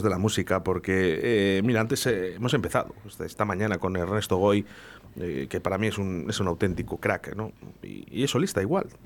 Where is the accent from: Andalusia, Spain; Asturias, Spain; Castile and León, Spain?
Castile and León, Spain; Valladolid; si somos de Valladolid